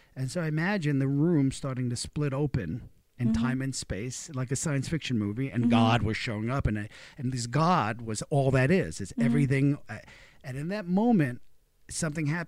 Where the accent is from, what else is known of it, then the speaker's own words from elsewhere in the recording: New York City, New York, United States; I grew up in Brooklyn, and my parents didn't have any money